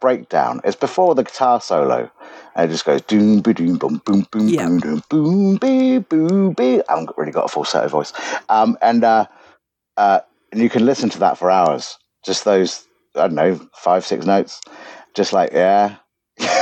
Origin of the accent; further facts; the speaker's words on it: Southampton, South East England, United Kingdom; also born or lived in Leicester / Egypt; I was raised in Southampton